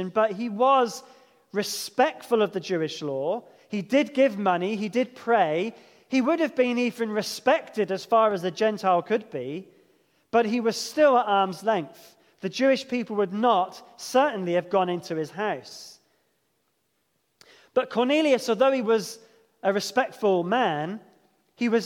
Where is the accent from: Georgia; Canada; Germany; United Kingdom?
United Kingdom; England; I'm English